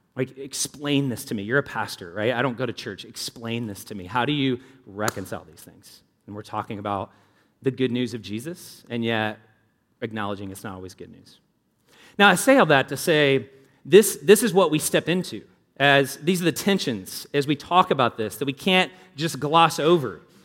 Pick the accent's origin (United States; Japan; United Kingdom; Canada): United States; Louisville, Kentucky; I grew up in Louisville